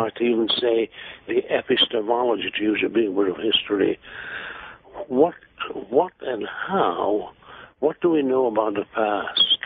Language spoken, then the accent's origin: English; Hungary; moved away as an adult; also born or lived in England; now in United States; I was born in Hungary